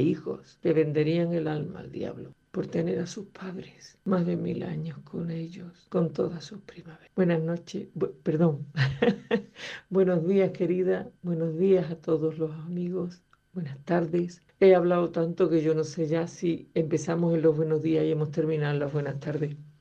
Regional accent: San Juan de Aznalfarache, Andalusia, Spain; muy orgullosa de haber nacido y crecido en San Juan de Andalfarache

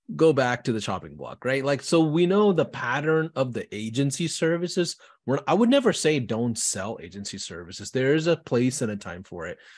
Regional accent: Houston, Texas, United States; I'm from Houston.

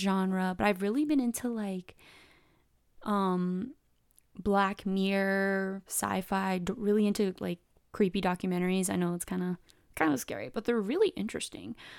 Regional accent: San Diego, California, United States; also born or lived in Riverside, California; I live in San Diego, California, SoCal, born and raised

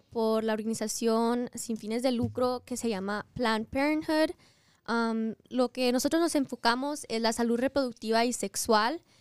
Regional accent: Las Vegas, Nevada, United States; este, nací y crecí aquí en Las Vegas, asistí la prepa Rancho High School y luego asistí um, el CSN y vi la universidad aquí de Las Vegas.

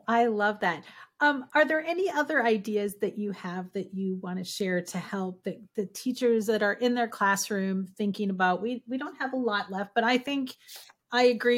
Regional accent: Minnesota, United States; now in Florida, United States; I'm from Minnesota

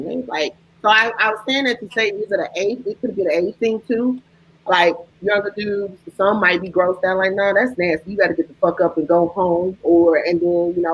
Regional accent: Chicago, Illinois, United States; from Chicago, I'm from Chicago born and raised

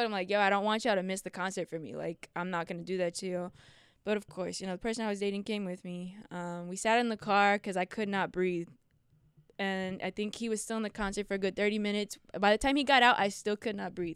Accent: Houston, Texas, United States; moved away as an adult; also born or lived in Secaucus, New Jersey; now in upstate New York, United States; when I was about 3 or 4 years old, I moved to Houston, Texas

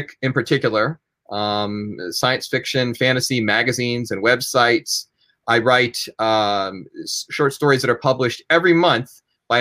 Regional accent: Johnstown, Pennsylvania, United States; the Glosser Brothers department store in my hometown. And at the time, I was working a day job, right, in a building downtown, in downtown Johnstown

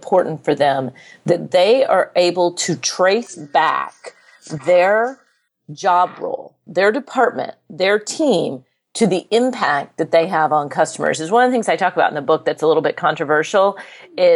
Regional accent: United States; I'm an American

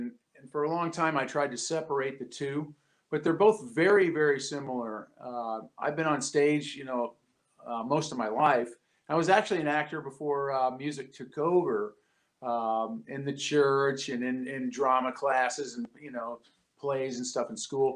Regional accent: near Chicago, Midwest, United States; I grew up in the Midwest and near Chicago

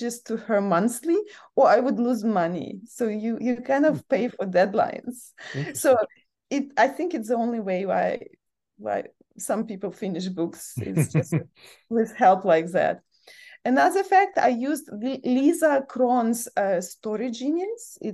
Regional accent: Ukraine; moved away; my home country, Ukraine

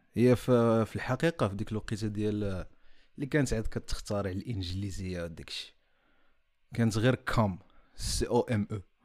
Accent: Morocco; حنايا اللي دزنا وكبرنا في المغرب

